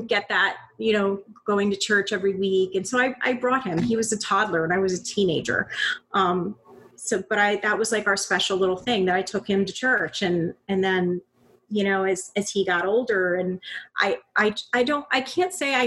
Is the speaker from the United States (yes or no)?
yes; Bonita Springs, Florida, United States; moved away as an adult; also born or lived in Panama City, Florida / Tampa, Florida; now in Northern Virginia, United States; I grew up in Bonita Springs, Florida. That's in between Naples and Fort Myers. So Southwest Florida.